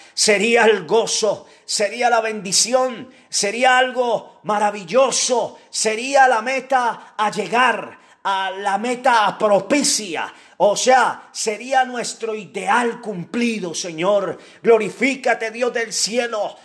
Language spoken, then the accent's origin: Spanish; Colombia; como colombianos